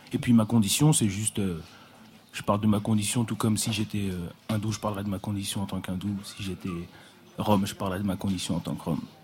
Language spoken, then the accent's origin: French; Paris, Île-de-France, France; J'ai grandi à Paris, j'ai grandi avec des gens de toutes les couleurs